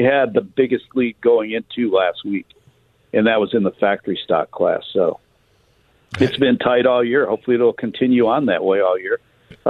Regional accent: Detroit, Michigan, United States; I'm from Detroit, so Motown 60s and 70s.

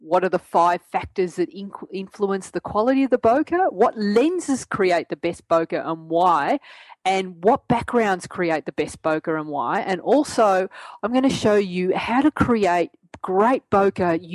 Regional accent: Australia; accent: Australian; my Australian accent

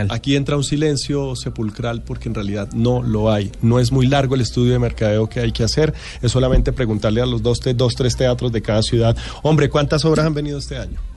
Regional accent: Ibagué, Tolima, Colombia; yo soy de Ibagué, yo soy Ibagué.

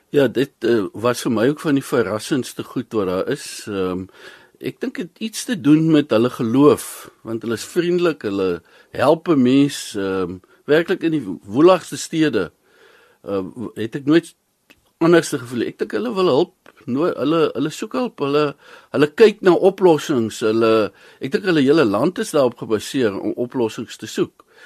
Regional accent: South Africa; Ons is Suid-Afrikaners

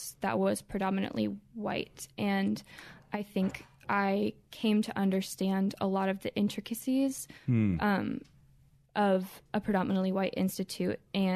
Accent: Columbia, Maryland, United States; born or raised there

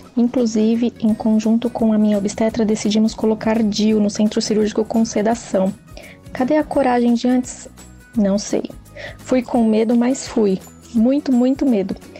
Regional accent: São Paulo, Brazil; sou de São Paulo, tenho 32 anos

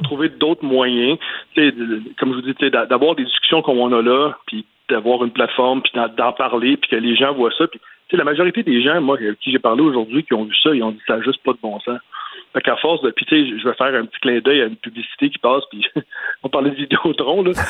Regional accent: Montreal, Quebec, Canada; je viens de l'Est de la ville, je viens d'Anjou

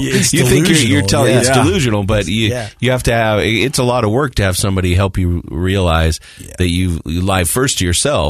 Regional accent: Morgan, United States; Yeah. I'm from Morgan.

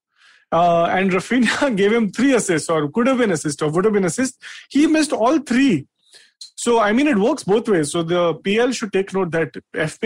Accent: Delhi, India; I'm also born and raised Delhi

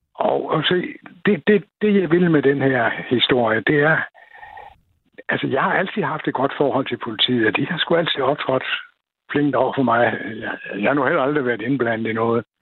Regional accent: Silkeborg, Central Denmark Region, Denmark; moved away; jeg kommer fra Silkeborg

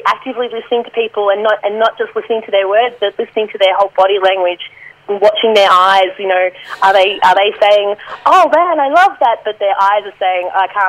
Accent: Scotland, United Kingdom; accent: Scottish; I love my Scottish accent, but, no, impressions are still a bit of a danger zone for me.

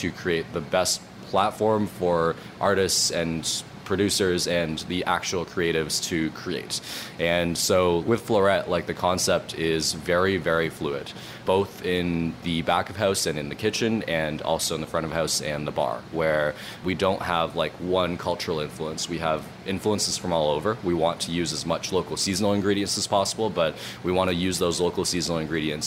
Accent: Toronto, Ontario, Canada; also born or lived in Markham; I grew up in Scarborough and then in Markham, which are kind of two suburbs of Toronto

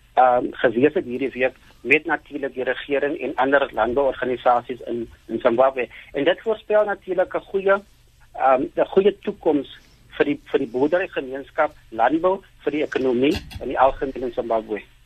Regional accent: South Africa; ons as Suid-Afrikaners

